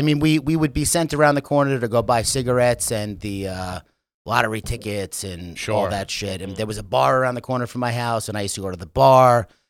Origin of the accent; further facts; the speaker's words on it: Commack, New York, United States; growing up in Long Island in the 90s, 80s